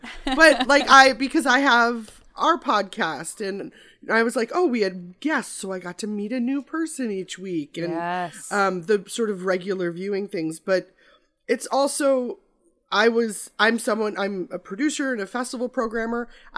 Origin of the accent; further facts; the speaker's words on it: Midwest, United States; Well, I'm from the Midwest, so I've driven Minnesota, Nebraska